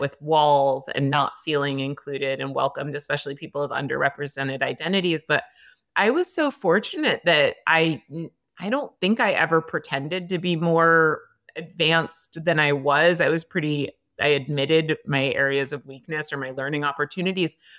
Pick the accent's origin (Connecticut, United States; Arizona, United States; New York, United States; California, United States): Connecticut, United States; Greenwich; also born or lived in Cape Cod, Massachusetts; I moved to Greenwich, Connecticut, and lived with my mom and her family members, and I would say I grew up in a very, very white town